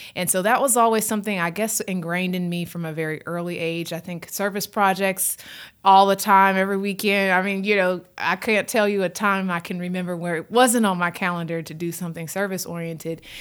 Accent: Houston, Texas, United States; also born or lived in New Orleans; I grew up in Houston, had family from Louisiana

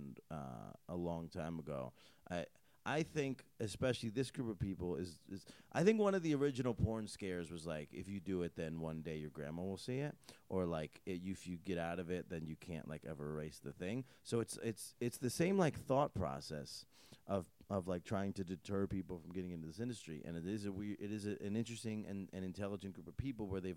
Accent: Northeast, United States; I'm from the Northeast

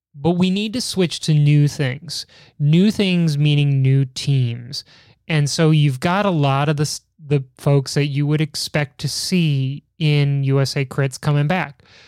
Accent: Chicago, Illinois, United States; as a Chicagoan, as somebody who, who, like, grew up in the height of pizza culture

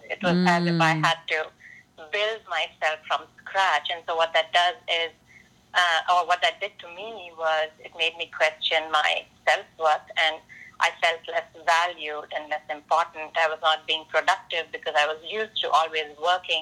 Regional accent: India; moved away as an adult; now in United States; while in India, I was just another brown-skinned girl

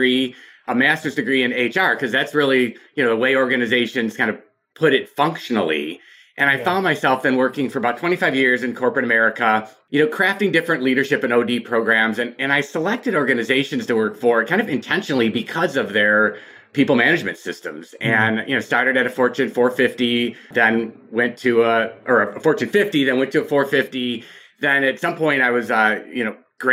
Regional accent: Michigan, United States; I grew up in Michigan

